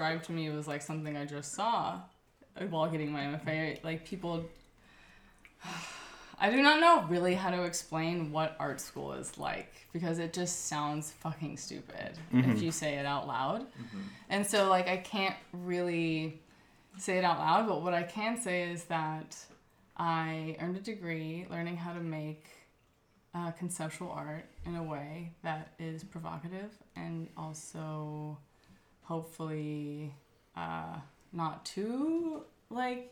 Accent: Ojai, California, United States; moved away; also born or lived in Berlin; I moved back to Ojai from Berlin

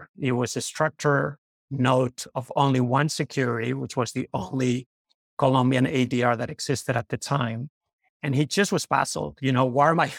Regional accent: Madrid, Community of Madrid, Spain; moved away as an adult; I grew up in Madrid, Spain.

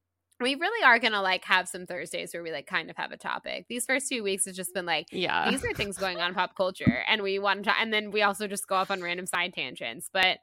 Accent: the South, United States; I'm from the South, so I can do it.

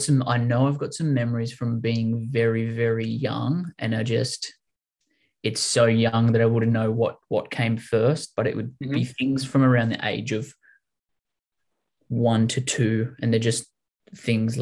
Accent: Wollongong, New South Wales, Australia; also born or lived in Albion Park / Kanahooka / Dapto / Oak Flats; I was born in Wollongong

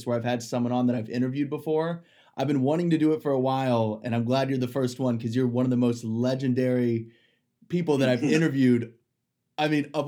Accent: Ohio, United States; now in Arizona, United States; I'm from Ohio. I live out in Arizona

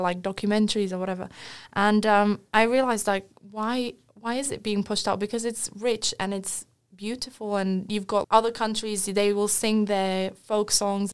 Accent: Wales, United Kingdom; born or raised there; also born or lived in Slovakia

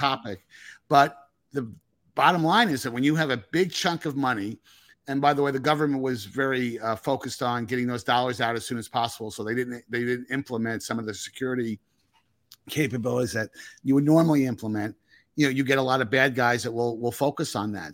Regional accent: Northern New Jersey, United States; I'm from Northern New Jersey.

